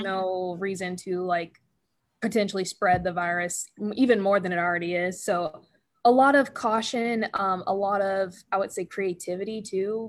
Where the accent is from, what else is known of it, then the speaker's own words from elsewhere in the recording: Paulding County, Georgia, United States; in the south and especially where I was growing up in Paulding County